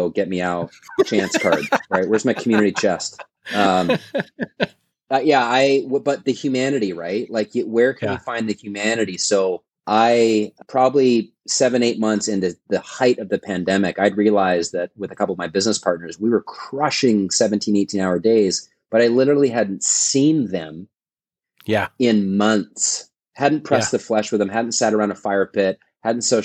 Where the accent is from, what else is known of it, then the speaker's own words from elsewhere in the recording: Vancouver, British Columbia, Canada; now in Portland, United States; Vancouver, British Columbia, my hometown.